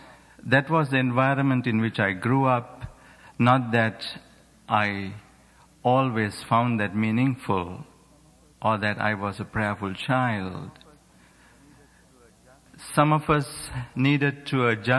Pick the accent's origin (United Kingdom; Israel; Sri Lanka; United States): Sri Lanka; moved away; I grew up in Sri Lanka, which is a small island on the other part of the world